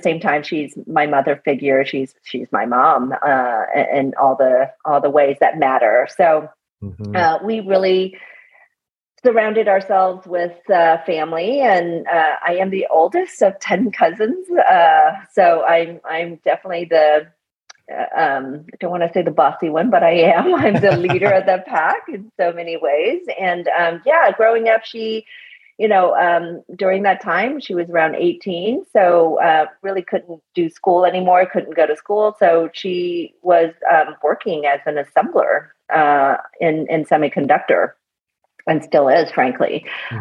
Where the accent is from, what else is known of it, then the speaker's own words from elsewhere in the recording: California, United States; also born or lived in Vietnam / Minneapolis, Minnesota; I grew up here in California, but originally I'm from Vietnam